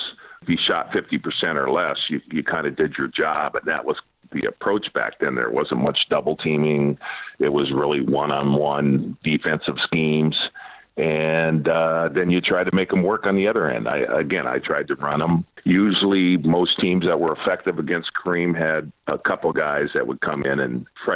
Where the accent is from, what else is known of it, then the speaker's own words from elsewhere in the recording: St. Anne, Illinois, United States; moved away; also born or lived in Milwaukee / Seattle; I had a ton of buddies that I grew up with back in Wichert, St. Anne area in Illinois